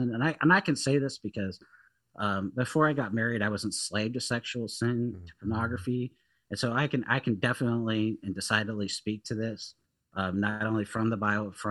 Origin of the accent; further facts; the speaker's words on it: Seattle, Washington, United States; growing up in Seattle when I was at a community college and really in high school and living there